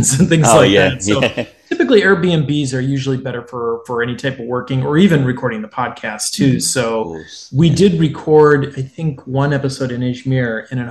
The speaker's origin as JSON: {"language": "English", "town": "Detroit", "region": "Michigan", "country": "United States", "moved": "yes", "said": "I'm from the Metro Detroit area"}